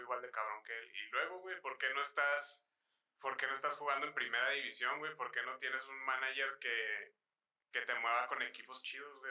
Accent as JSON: {"language": "Spanish", "country": "Mexico", "said": "nuestra cultura como sociedad mexicana"}